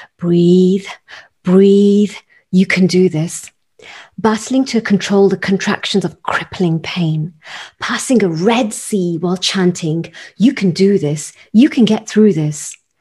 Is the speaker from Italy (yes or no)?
no; United Kingdom; as a British Indian or South Asian woman